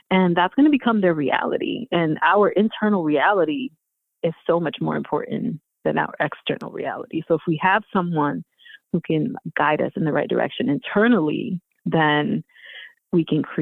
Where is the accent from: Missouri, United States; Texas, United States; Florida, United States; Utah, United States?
Texas, United States; Houston; now in Philadelphia, United States; I've been in Philly for most of my life. I wasn't born in Philly though. I'm from Houston. I was born in Houston.